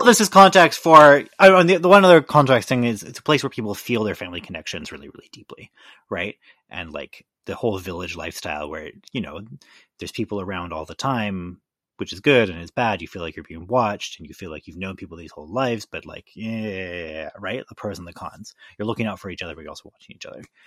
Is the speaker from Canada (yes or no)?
yes; Victoria, British Columbia, Canada; moved away; in beautiful British Columbia in my hometown, Victoria